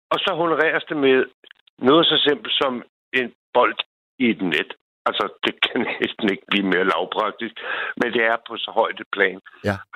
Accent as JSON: {"language": "Danish", "town": "Copenhagen", "region": "Capital Region of Denmark", "country": "Denmark", "moved": "yes", "lives_now": "Bornholm, Denmark", "said": "jeg er fra Sydhavnen"}